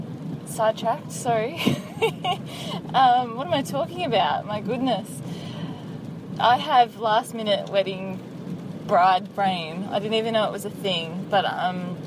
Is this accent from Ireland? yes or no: no; Sydney, New South Wales, Australia; moved away; we grew up down in Sydney